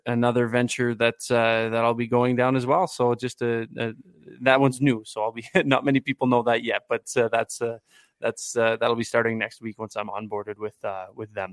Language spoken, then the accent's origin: English; Guelph, Ontario, Canada; I grew up in Guelph, Ontario, not in the United States, contrary to popular belief.